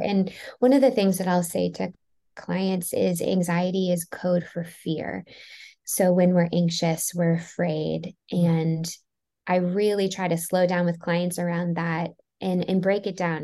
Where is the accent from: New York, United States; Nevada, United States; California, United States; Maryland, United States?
Maryland, United States; I grew up in Maryland